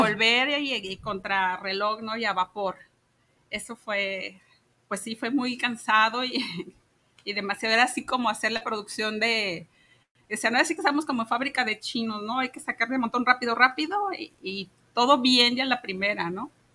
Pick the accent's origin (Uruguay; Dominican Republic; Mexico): Mexico; Guadalajara, Jalisco; nací aquí en Guadalajara, soy tapatía